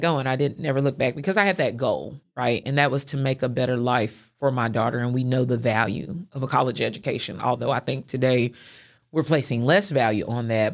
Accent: Clarksville, Tennessee, United States; moved away as an adult; also born or lived in Nashville, Tennessee; now in Chattanooga, United States; growing up in Clarksville and going to college there

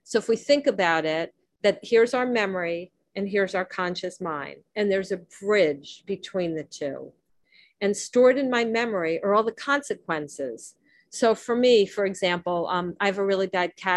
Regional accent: Miami, Florida, United States; I grew up in Miami

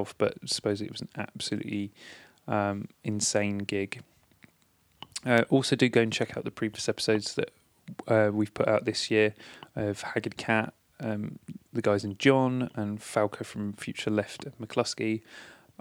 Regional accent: near Portsmouth, South East England, United Kingdom; a venue that I used to go to a lot near my hometown, the Portsmouth Wedred Rooms

